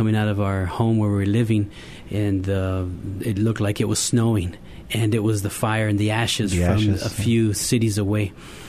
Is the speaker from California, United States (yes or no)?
yes; California, United States; We were raised in California in different years in school. Every school year was a different school.